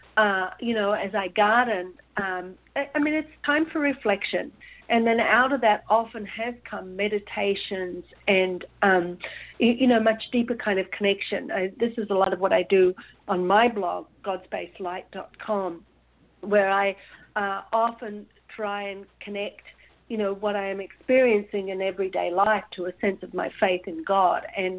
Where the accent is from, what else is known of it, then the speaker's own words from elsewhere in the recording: Australia; moved away as an adult; also born or lived in New Zealand; growing up in Australia